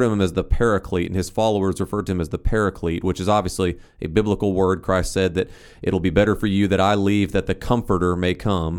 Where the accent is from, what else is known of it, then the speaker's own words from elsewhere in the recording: Northeast Ohio, United States; I grew up in Northeast Ohio